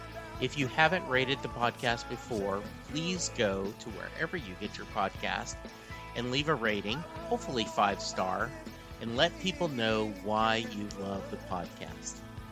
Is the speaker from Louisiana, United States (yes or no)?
yes; Lake Charles, Louisiana, United States; now in Dallas, United States; when I moved to Dallas from Lake Charles, I was confused that all these different college rivalries, because in Louisiana there's LSU and there's everything else, right?